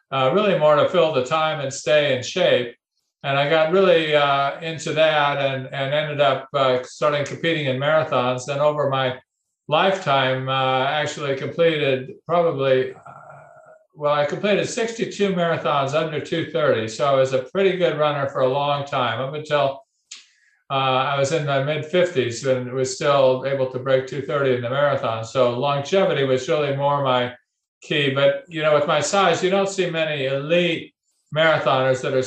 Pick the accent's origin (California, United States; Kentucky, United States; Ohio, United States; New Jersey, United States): California, United States; I grew up in California